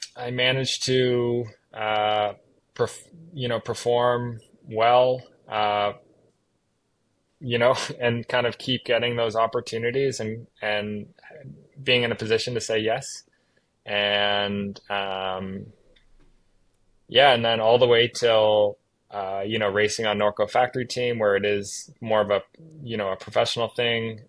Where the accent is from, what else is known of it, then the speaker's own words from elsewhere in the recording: Halifax, Nova Scotia, Canada; I'm Canadian. I grew up on the east coast of Canada in um, a small province called Nova Scotia. Uh, grew up just outside the capital city of that province, Halifax